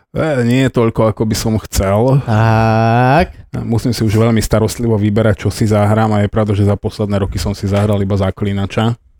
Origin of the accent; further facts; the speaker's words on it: Košice, Košice Region, Slovakia; ja som vyrastal v centre Košic, v starom meste